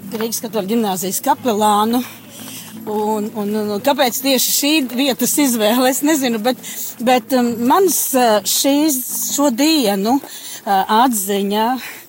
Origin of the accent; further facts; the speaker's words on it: Latvia; es esmu latviecis, es nākam no Latvijas